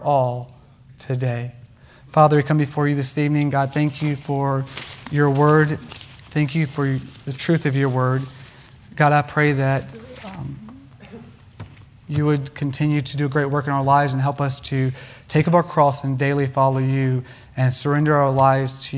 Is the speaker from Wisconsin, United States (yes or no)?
no; North Carolina, United States; I grew up in North Carolina